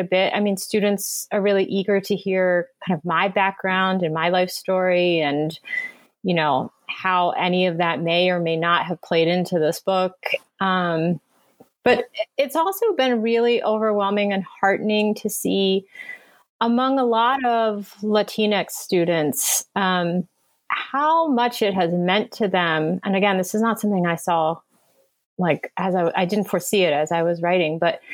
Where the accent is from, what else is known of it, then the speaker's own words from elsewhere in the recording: United States; I was born in the United States. I grew up here. I've been here my whole life